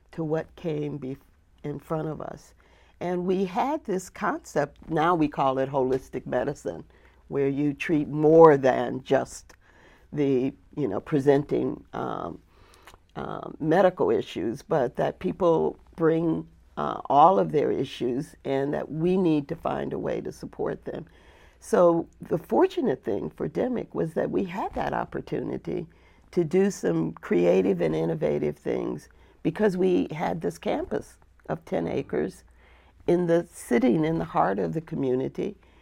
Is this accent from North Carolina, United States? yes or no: no; Flint, Michigan, United States; moved away; also born or lived in the South (US); I grew up in a place called Flint, Michigan.